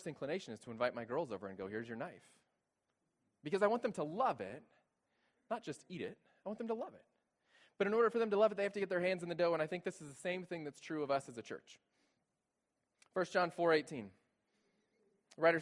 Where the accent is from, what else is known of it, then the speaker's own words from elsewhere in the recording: San Antonio, Texas, United States; I'm from San Antonio, Texas